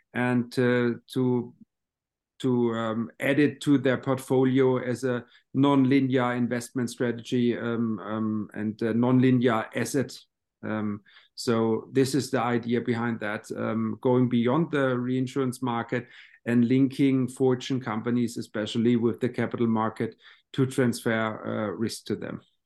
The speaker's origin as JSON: {"language": "English", "town": "Baden-Baden", "region": "Baden-Württemberg", "country": "Germany", "tie": "born or raised there", "said": "my hometown in, uh, Baden-Baden"}